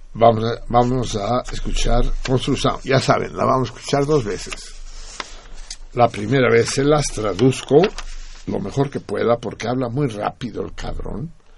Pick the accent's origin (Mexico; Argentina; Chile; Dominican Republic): Mexico; moved away as an adult; also born or lived in Paris; salimos el mismo día del mismo año al exilio, él de Brasil y yo de México el 6 de enero de 1969